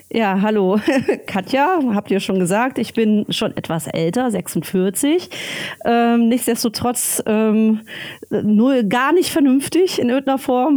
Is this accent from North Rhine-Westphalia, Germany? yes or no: yes; North Rhine-Westphalia, Germany; also born or lived in Berlin; now in Friedrichshafen, Germany; ich bin groß geworden am Niederrhein ja. in Nordrhein-Westfalen